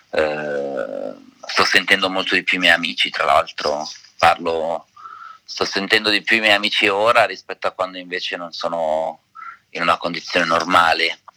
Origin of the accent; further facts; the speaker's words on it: Udine, Friuli-Venezia Giulia, Italy; prima di quello del teatro era eh, a Udine, perché io sono friulano di Udine, ed ero a teatro con mia madre